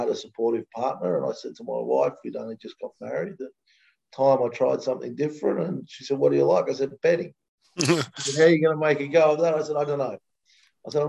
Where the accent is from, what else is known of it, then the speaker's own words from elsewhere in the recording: Australia; moved away as an adult; now in United States; I grew up in Australia